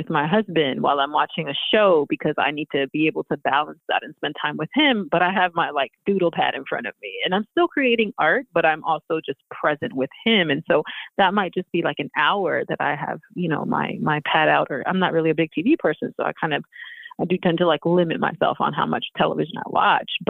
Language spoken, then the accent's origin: English; Houston, Texas, United States; now in Philadelphia, United States; I've been in Philly for most of my life. I wasn't born in Philly though. I'm from Houston. I was born in Houston.